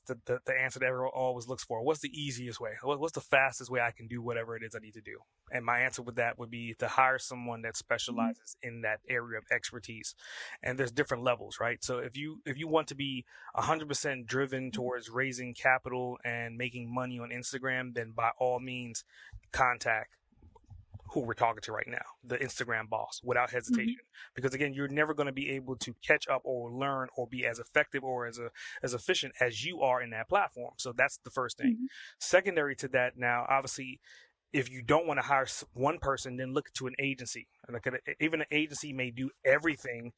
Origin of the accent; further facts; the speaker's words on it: New York City, New York, United States; I'm from Brooklyn